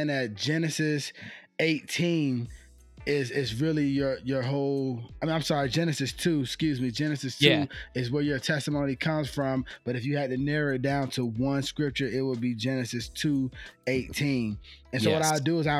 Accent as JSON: {"language": "English", "region": "Georgia", "country": "United States", "moved": "yes", "said": "when I was living in Georgia, I'm from Georgia, and I was fortunate enough to be stationed out there for the military."}